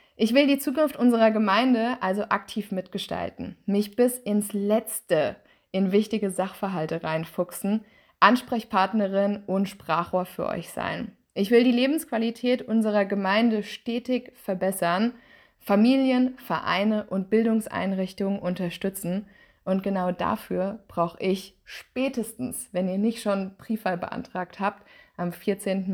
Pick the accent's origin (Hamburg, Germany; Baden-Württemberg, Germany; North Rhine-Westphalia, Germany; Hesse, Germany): Hesse, Germany; Ober-Mörlen; moved away as an adult; also born or lived in Mannheim / Nürnberg / Freiburg; Ich bin in Obermölln aufgewachsen